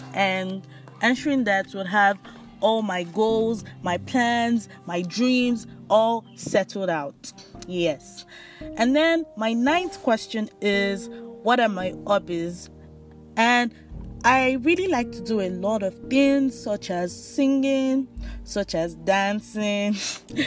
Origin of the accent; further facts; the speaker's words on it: Nigeria; I'm from Nigeria, West Africa.